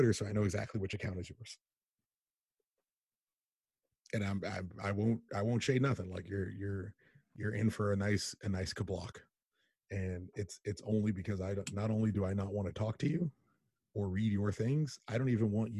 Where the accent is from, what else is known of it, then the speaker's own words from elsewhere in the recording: United States; I'm born in America